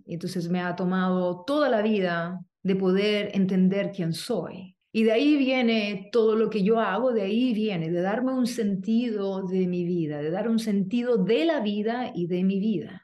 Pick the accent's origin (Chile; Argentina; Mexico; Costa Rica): Chile; moved away as an adult; now in United States; vengo de Chile, soy chilena, me fui de Chile